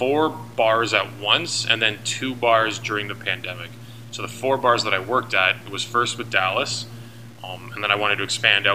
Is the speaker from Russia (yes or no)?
no; Hamilton, Ontario, Canada; moved away as an adult; now in Waterloo, Canada; initially I'm from Hamilton